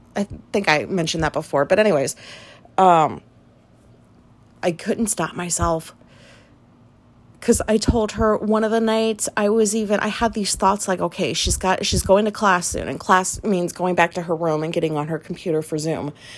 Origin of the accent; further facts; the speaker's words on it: Japan; moved away; I was raised in Japan